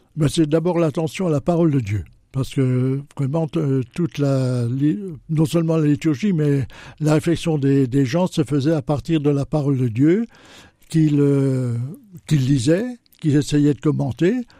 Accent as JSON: {"language": "French", "town": "Châlons-en-Champagne", "region": "Grand Est", "country": "France", "tie": "born or raised there", "also_born_or_lived": "Latin America", "said": "je suis né à Chalon il y a déjà quelques années"}